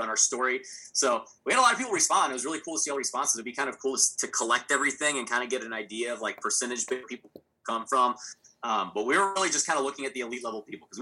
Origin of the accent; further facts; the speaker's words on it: Texas, United States; I'm from Texas